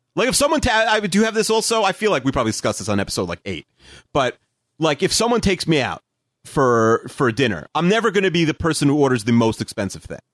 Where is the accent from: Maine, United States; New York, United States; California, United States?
New York, United States; Long Island; I'm from Long Island, but we're only, where I live is only like a ten minute drive from, like, Queens